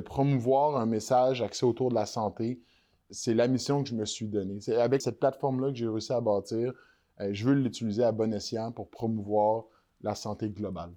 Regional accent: Quebec, Canada; On réalise pas, en tant que Québécois

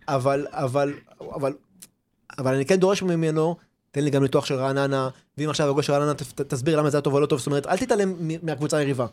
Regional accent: Haifa, Haifa District, Israel; ואנחנו מכאן, ואנחנו לא במקום אחר

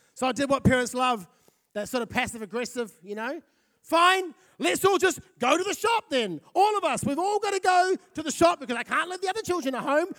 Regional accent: Fiji; also born or lived in South Auckland, New Zealand; now in Napier, New Zealand; I grew up in Fiji.

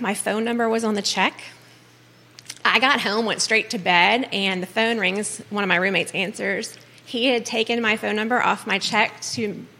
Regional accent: Tidewater, Virginia, United States; moved away as an adult; also born or lived in Suffolk, Virginia; now in Charlottesville, United States; So I have been here since 1994. I'm originally from Tidewater.

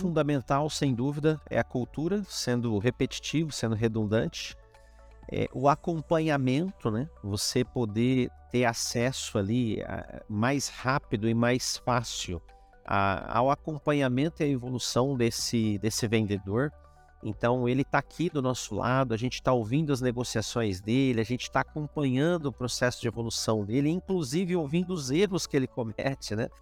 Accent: interior of São Paulo, Brazil; eu sou do interior de São Paulo

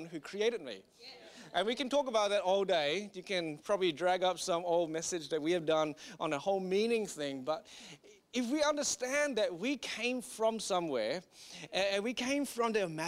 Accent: Singapore; moved away; I grew up in Singapore

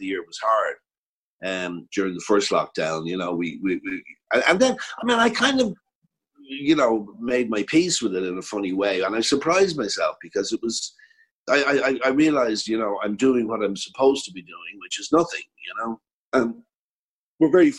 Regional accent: Ireland; accent: Irish; I didn't have an Irish accent

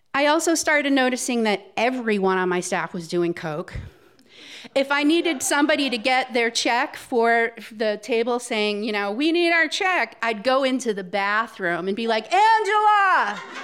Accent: Cape Cod, Massachusetts, United States; moved away as an adult; also born or lived in Atlanta; I grew up on Cape Cod

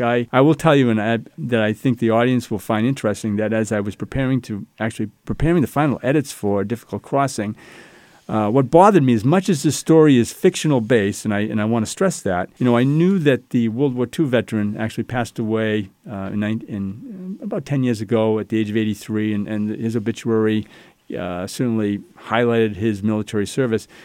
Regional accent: Salem, New Hampshire, United States; I grew up in Salem, New Hampshire

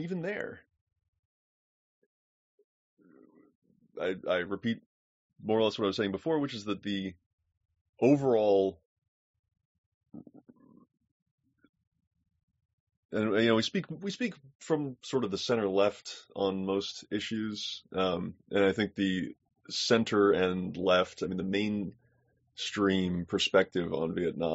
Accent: United States; also born or lived in Turkey / Pakistan; I am an American

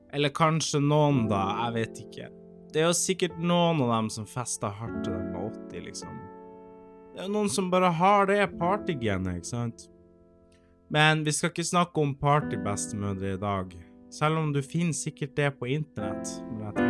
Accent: Finnmark, Norway; moved away; also born or lived in Eastern Norway; jeg vokste jo opp i Finnmark

